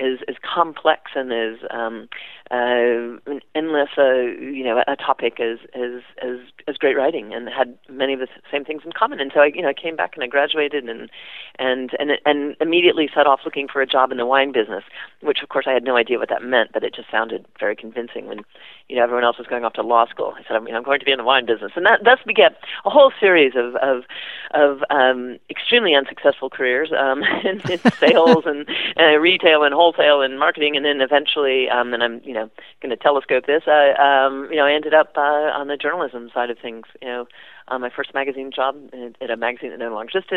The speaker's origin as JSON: {"language": "English", "region": "Midwest", "country": "United States", "tie": "born or raised there", "also_born_or_lived": "the South, United States / Ireland", "said": "I grew up in the Midwest and a little bit in the South"}